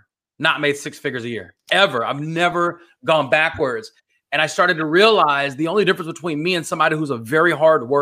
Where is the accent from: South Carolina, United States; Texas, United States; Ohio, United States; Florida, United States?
Texas, United States; Dallas-Fort Worth area; I'm from the Dallas-Fort Worth area